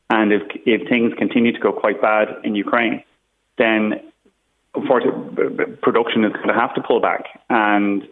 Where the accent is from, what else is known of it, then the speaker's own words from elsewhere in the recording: Ireland; as the Irish as a population